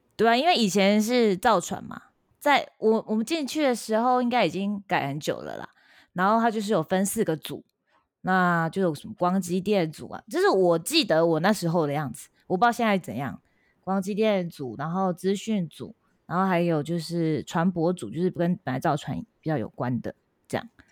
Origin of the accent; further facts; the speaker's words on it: Changhua County, Taiwan; moved away as an adult; also born or lived in Japan; 可能是有乡下人吧，我是彰化人吧